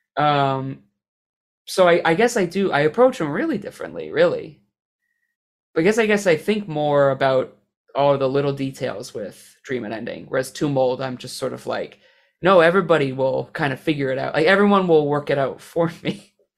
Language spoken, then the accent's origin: English; Canada; I'm Canadian